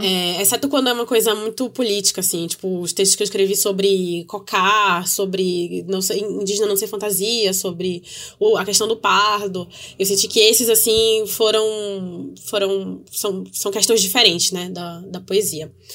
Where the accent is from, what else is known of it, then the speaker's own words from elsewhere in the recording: North Region, Brazil; eu digo isso enquanto uma pessoa do norte do Brasil, que a gente, enquanto nortista